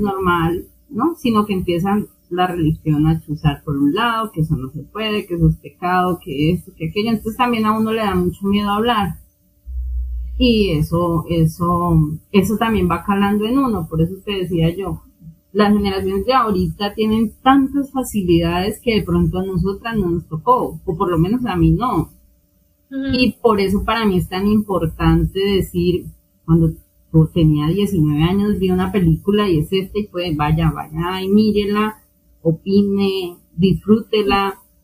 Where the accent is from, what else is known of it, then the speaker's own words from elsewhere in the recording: Colombia; aquí en Colombia pasa igual. De hecho, la religión base en mi país es la católica